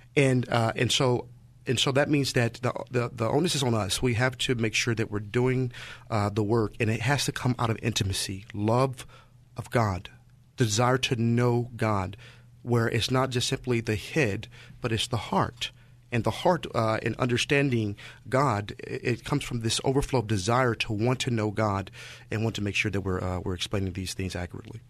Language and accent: English; St. Louis, Missouri, United States; moved away as an adult; now in San Francisco Bay Area, United States; was born and raised in Saint Louis